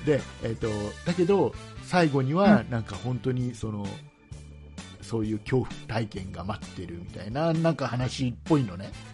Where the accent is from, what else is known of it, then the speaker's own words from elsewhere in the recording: Kisarazu, Chiba, Japan; 木更津ね僕の地元